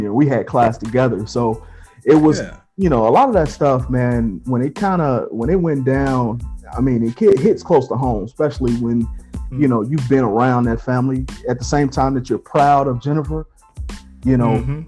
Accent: Chicago, Illinois, United States; moved away; I was born in Chicago, on the South Side

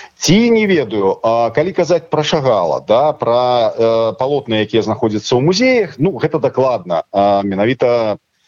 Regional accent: Belarus; мы беларусы

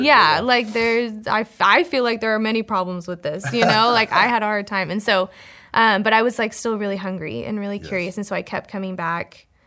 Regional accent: Fort Worth, Texas, United States; moved away as an adult; also born or lived in College Station, Texas; I grew up in Fort Worth, Texas, with my twin sister and my parents

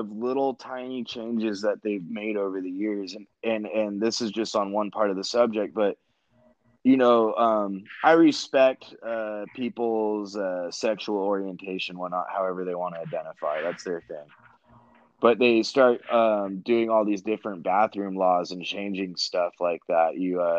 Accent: Orange County, California, United States; moved away as an adult; now in Oregon, United States; I grew up in Orange County

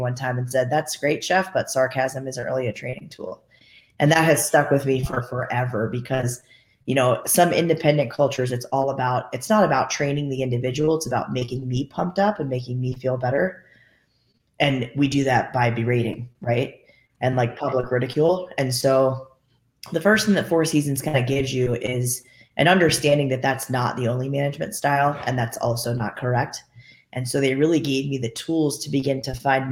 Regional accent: Charleston, South Carolina, United States; moved away as an adult; also born or lived in Washington, D.C.; now in Boston, United States; I'm originally from Charleston, South Carolina. Kind of grew up in the southern realm

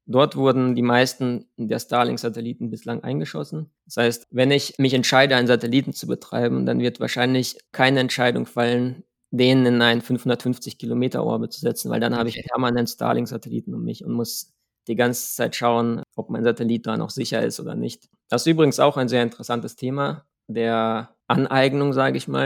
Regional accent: Germany; als Deutsche in der ESA

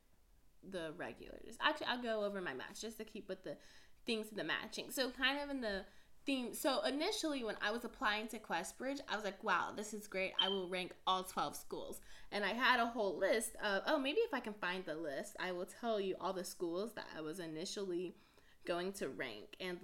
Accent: Houston, Texas, United States; I'm from Houston

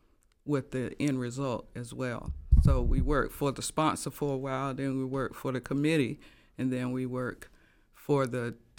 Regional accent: Laurinburg, North Carolina, United States; born there; Well, I was born in Laurinburg.

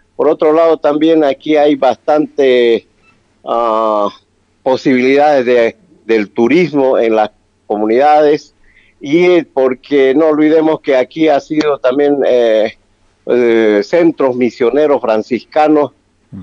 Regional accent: Bolivia; ese país, nuestro país

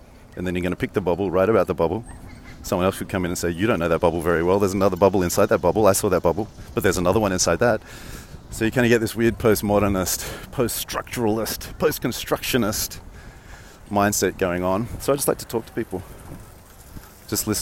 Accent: Australia; accent: Australian; moved away; I'm Australian

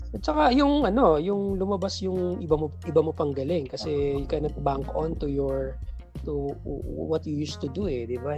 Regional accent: Lucena, Calabarzon, Philippines; moved away; also born or lived in Manila; nasanay tayo ng may maayos na sweldo sa Manila and then bumalik ako na Lucena

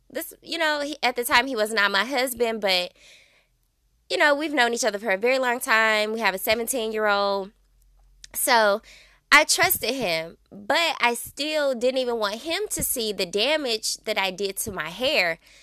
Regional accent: Belleville, Illinois, United States; born or raised there

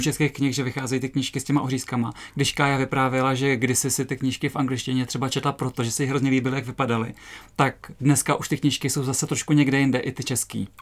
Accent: Třebíč, Vysočina Region, Czechia; moved away; já jsem nedávno byla na návštěvě v Třebíči v mém rodném městě

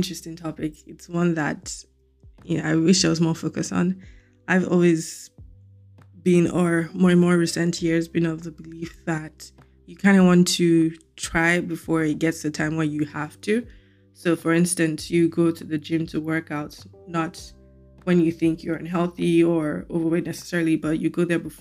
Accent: Lagos, Nigeria; now in United States; back home being Lagos, Nigeria

